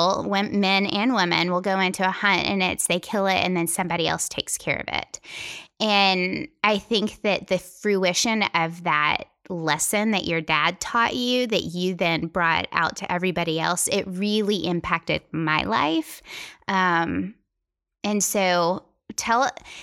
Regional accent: Tennessee, United States; I'm from Tennessee

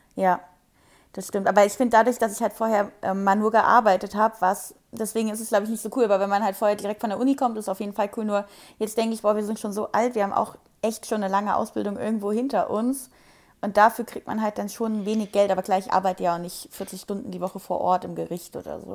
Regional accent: Wiesbaden, Hesse, Germany; Ich komme aus Wiesbaden

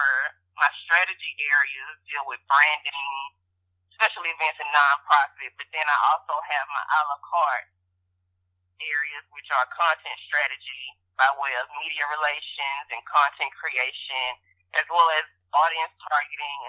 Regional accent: Baton Rouge, Louisiana, United States; I am from Baton Rouge, Louisiana

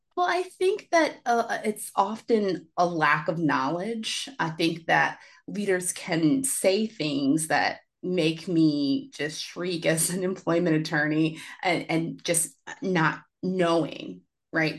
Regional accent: Richmond, Virginia, United States; now in Washington, D.C., United States; my hometown, grew up in Richmond, Virginia

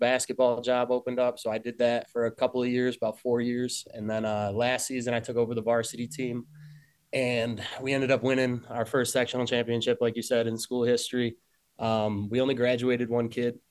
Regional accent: Hornell, New York, United States; also born or lived in Syracuse; I grew up here in Hornell, played basketball my whole life

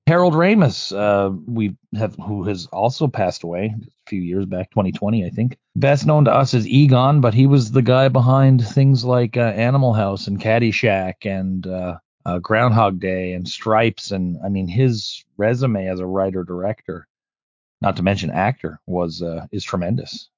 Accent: Canada; being Canadian

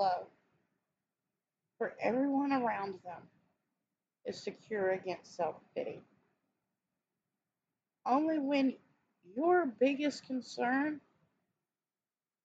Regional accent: the South, United States; I grew up in the South. I'm still in the South, in Texas.

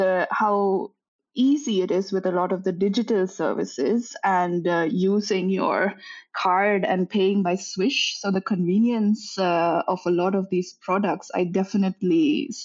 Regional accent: India; moved away as an adult; also born or lived in Netherlands; now in Linköping, Sweden; I'm born and raised in India, but I've been living abroad since 2012.

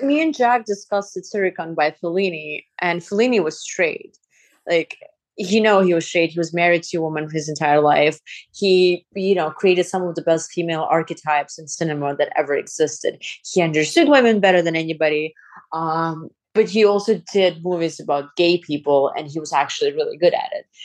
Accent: Azerbaijan; moved away; when I was growing up in Azerbaijan

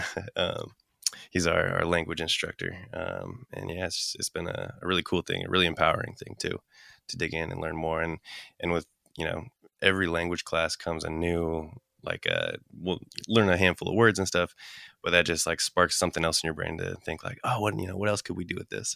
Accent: Anchorage, Alaska, United States; also born or lived in Cordova, Alaska; we grew up in Anchorage, but every summer we'd go back for, like, a month

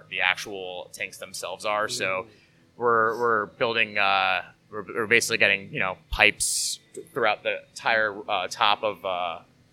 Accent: Hudson Valley, New York, United States; my family's from Queens. I grew up in the Hudson Valley

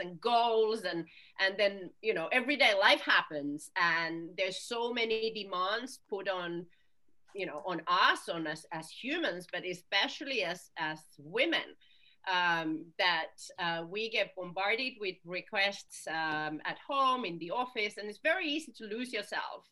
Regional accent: Finland; now in United Kingdom; I'm originally from Finland, so I listen to Finnish tango

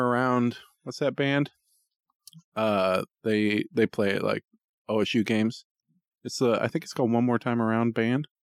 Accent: Boring, Oregon, United States; I grew up in Boring.

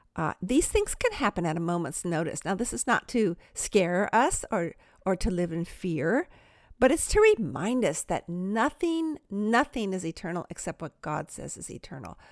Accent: Palos Verdes Estates, California, United States; Where I'm from, Palos Verdes Estates, it's just a beautiful peninsula out in the Pacific Ocean in Southern California

